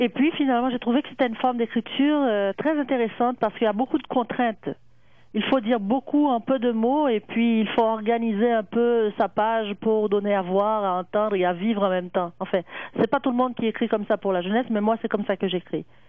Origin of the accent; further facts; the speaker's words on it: Haiti; je suis née en Haïti